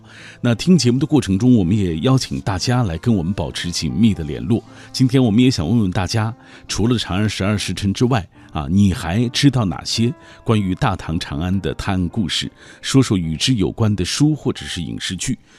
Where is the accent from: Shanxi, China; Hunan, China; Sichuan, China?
Shanxi, China; Taiyuan; 狄仁杰就是我们太原人的骄傲。呃，我们就住在狄村狄阁老的故居旁边，这里有狄公祠、狄仁杰文化公园正在筹建当中，也欢迎大家来拥有两千五百年历史的文化名城太原来观光旅游